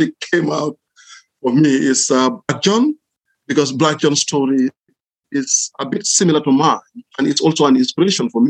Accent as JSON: {"language": "English", "country": "Gambia", "tie": "born or raised there", "also_born_or_lived": "Ireland", "moved": "as an adult", "lives_now": "Southampton, United Kingdom", "said": "I was born in Gambia. I went to school in Gambia, did my college in Gambia"}